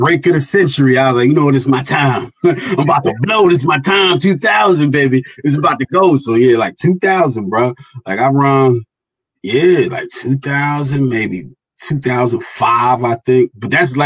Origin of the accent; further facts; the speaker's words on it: New Brunswick, New Jersey, United States; also born or lived in Hamilton, New Jersey; I grew up in New Brunswick, then I moved to Hamilton